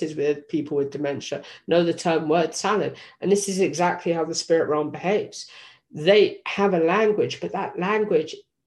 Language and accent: English; England, United Kingdom; moved away; Originally, I was from England